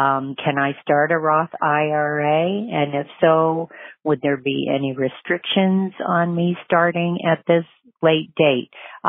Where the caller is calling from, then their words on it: Florida, United States; I'm calling from Florida. I have a question about Roth IRA. I am 69 years old.